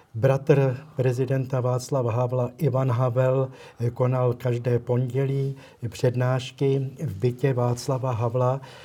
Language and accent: Czech; Prague, Czechia; also born or lived in Litoměřice; pocházím z Prahy